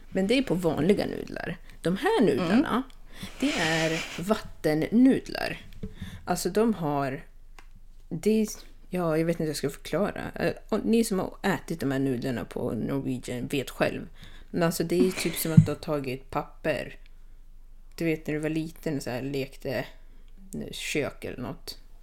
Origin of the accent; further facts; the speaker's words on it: Sweden; moved away as an adult; jag flög faktiskt till mitt hemland